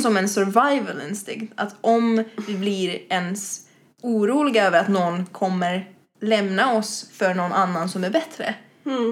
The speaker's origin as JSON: {"language": "Swedish", "town": "Espoo", "region": "Uusimaa", "country": "Finland", "tie": "born or raised there", "moved": "as an adult", "lives_now": "Stockholm, Sweden", "said": "bodde jag i Finland, i Esbo ja. ungefär Helsingfors-trakterna"}